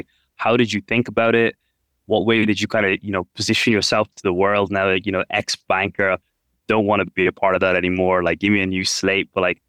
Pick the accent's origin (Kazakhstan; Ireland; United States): Ireland; now in India; I grew up in Ireland